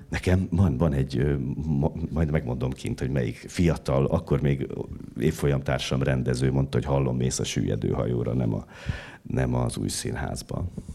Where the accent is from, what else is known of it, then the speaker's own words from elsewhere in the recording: Szombathely, Vas, Hungary; now in Budapest, Hungary; bekerülsz a vidéki városban, Szombathelyen, ahol születtem